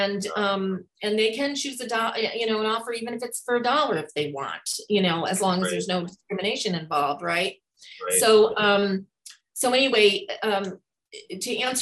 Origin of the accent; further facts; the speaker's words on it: New York, United States; also born or lived in Hawaii; now in Spokane, United States; I'm from New York originally